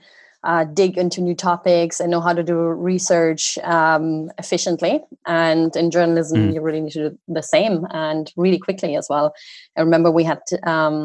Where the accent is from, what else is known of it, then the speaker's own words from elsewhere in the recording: Oberhausen, North Rhine-Westphalia, Germany; moved away as an adult; now in Ireland; my hometown in Oberhausen.